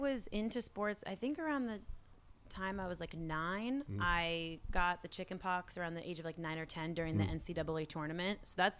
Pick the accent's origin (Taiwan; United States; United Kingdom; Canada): United States; Boston, Massachusetts; also born or lived in Connecticut / Salamanca, Spain; So I grew up outside of Boston. Later on in life, lived like in the downtown part of the city, which was really cool.